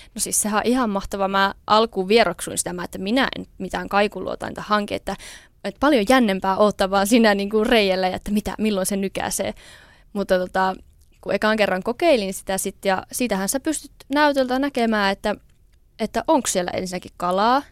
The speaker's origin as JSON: {"language": "Finnish", "town": "Tikkakoski", "region": "Central Finland", "country": "Finland", "tie": "born or raised there", "also_born_or_lived": "Jyväskylä / Lievestuore", "moved": "yes", "lives_now": "Niemisjärvi, Finland", "said": "mä oon alun perin siis Tikkakoskelta kotoisin"}